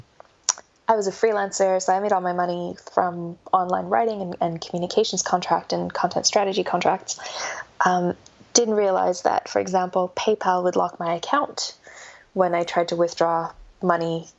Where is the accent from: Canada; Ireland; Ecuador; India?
Canada; accent: North American; moved away as an adult; also born or lived in Melbourne, Australia; now in Australia; I'm North American, I'm Canadian, and moved to Australia in 2011.